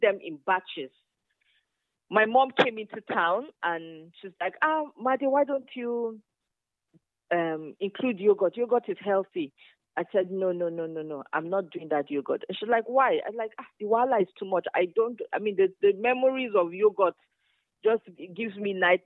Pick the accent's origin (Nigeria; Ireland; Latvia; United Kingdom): Nigeria; Zaria, Kaduna State; also born or lived in Kano / Kogi State; I grew up in Zaria, in the north, and my mom had a yogurt factory